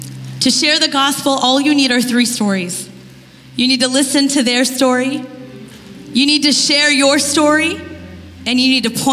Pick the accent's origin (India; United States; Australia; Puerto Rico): India; I'm Indian.